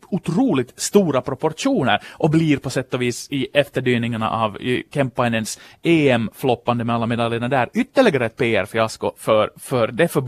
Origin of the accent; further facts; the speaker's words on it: Ostrobothnia, Finland; Det har jag haft som österbottning.